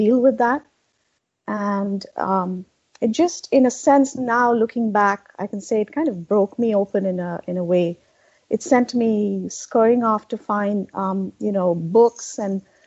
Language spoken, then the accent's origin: English; India; moved away as an adult; also born or lived in Boston area, United States; now in Boston, United States; I grew up in India, and I came to the U.S., settled here in 1997.